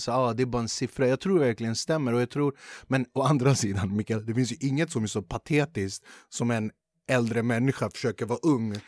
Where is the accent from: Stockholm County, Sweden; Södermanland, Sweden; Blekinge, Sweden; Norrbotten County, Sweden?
Stockholm County, Sweden; Flemingsberg; jag är från Flemingsberg